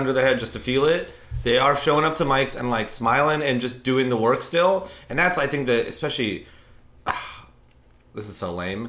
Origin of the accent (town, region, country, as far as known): Seattle, Washington, United States